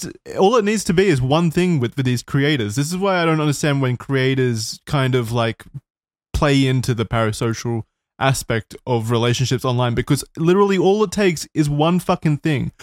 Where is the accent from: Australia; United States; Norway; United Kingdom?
Australia; I'm Australian